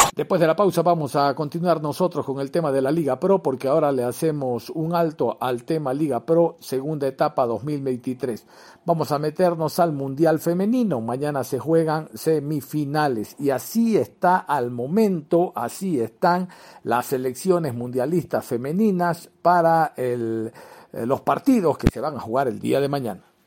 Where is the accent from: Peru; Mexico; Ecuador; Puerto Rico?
Ecuador; Guayaquil, Guayas; como guayaquileño